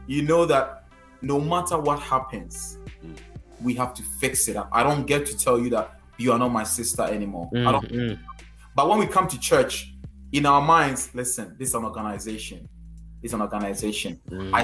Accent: Ghana; accent: Ghanaian; my Ghanaian accent

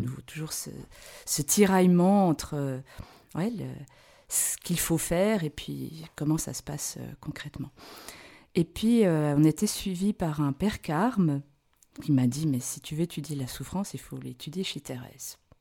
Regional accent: Belgium; moved away as an adult; now in Switzerland; je suis belge

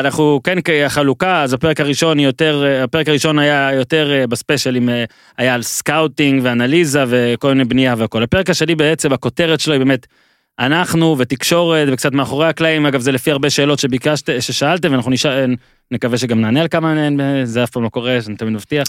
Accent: Ben Ami, Northern District, Israel; כשערוץ הספורט הגיע אלינו, למושב בן עמי

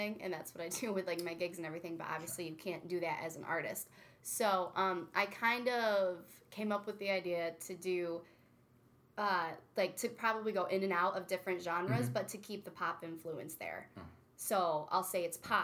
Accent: Oriskany, New York, United States; also born or lived in Nashville, Tennessee; I was born in Nashville, Tennessee, but my hometown's Oriskany, though, so right around here

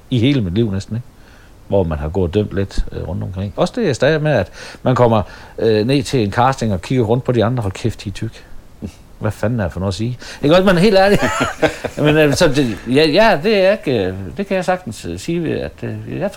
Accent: Støvring, North Denmark Region, Denmark; så kunne jeg godt mærke, at jeg var kommet væk fra Støvring med alle mine kammerater.

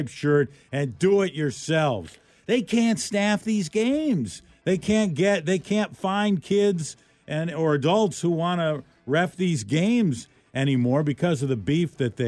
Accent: Milwaukee, Wisconsin, United States; moved away; the Milwaukee Journal Sentinel webpage yesterday reading the newspaper from my my hometown there

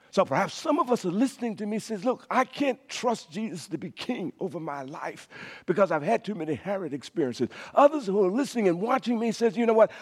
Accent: Cascada, Louisiana, United States; As a young boy growing up in Cascada, Louisiana

